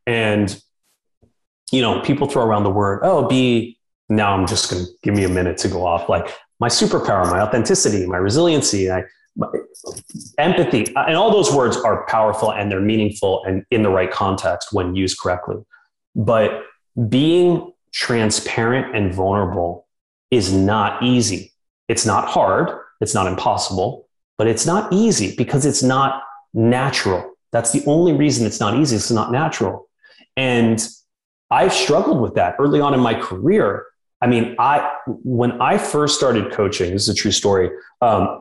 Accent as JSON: {"language": "English", "town": "New York City", "region": "New York", "country": "United States", "tie": "born or raised there", "moved": "yes", "lives_now": "Austin, United States", "said": "growing up in New York City"}